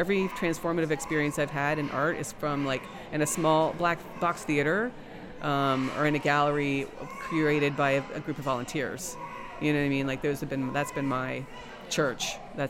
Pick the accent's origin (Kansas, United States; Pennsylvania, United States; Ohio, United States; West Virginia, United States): West Virginia, United States; now in Baltimore, United States; I came from West Virginia, in the middle of nowhere, to Baltimore, Maryland